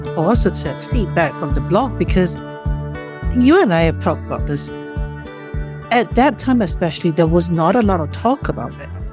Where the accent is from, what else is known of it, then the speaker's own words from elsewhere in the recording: Singapore; moved away; I grew up in Singapore